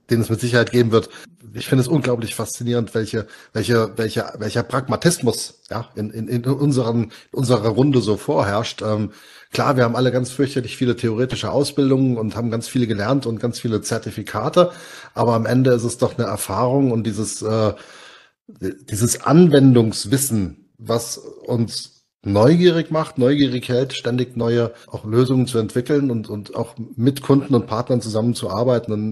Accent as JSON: {"language": "German", "region": "Hesse", "country": "Germany", "said": "wahnsinnig gerne auch Moin sagen, aber das fühlt sich so falsch an als Hesse, auch wenn ich Moin unglaublich sympathisch finde."}